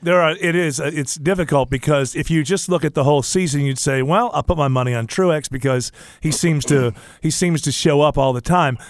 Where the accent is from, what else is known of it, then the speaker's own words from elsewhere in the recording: Northeast, United States; moved away; I grew up in the Northeast